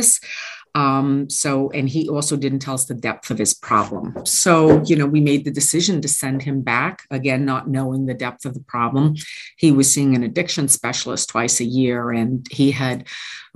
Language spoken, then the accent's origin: English; Oradell, New Jersey, United States; also born or lived in Midland Park / Allendale; I grew up in Oradell, lived in Midland Park, moved to Allendale